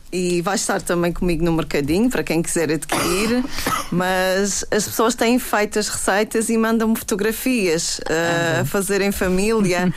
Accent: Camacha, Madeira, Portugal; já é a minha terra

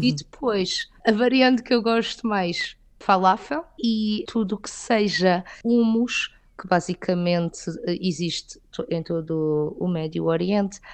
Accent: southern Portugal, Portugal; moved away as an adult; now in Riyadh, Saudi Arabia; eu sou do sul de Portugal, sou do sul de Portugal e Espanha

